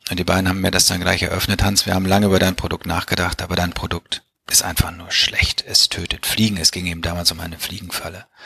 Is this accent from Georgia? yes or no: no; Bielefeld, North Rhine-Westphalia, Germany; Also ich bin in Bielefeld aufgewachsen, habe in Bielefeld Abitur gemacht und bin dann zum betriebswirtschaftlichen Studium nach St. Gallen gekommen.